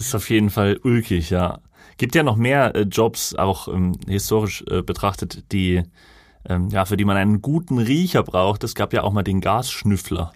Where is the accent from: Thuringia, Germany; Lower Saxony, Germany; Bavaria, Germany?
Thuringia, Germany; Lauscha; in meinem Heimatort Lauscha ist ja die Glasindustrie